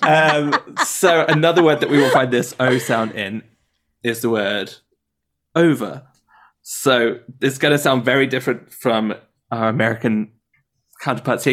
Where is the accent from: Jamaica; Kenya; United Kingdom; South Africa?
United Kingdom; Midlands; moved away; I'm from the Midlands